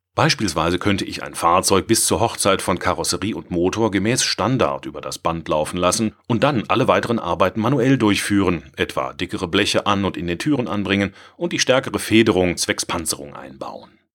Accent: Swabia, Germany; ich als Schwabe

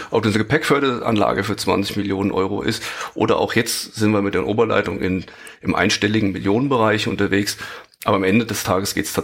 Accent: Frankfurt am Main, Hesse, Germany; Erstmal heiße ich dich herzlich willkommen in äh, meiner Heimatstadt in Frankfurt am Main.

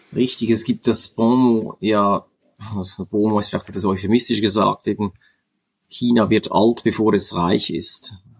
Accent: Switzerland; als Schweizer kenne ich gut das Milizpolitiksystem

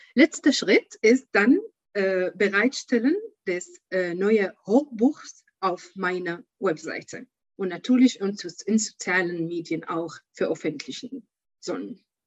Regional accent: Syria; German is a second language; moved away as an adult; now in Germany; ich komme aus Syrien

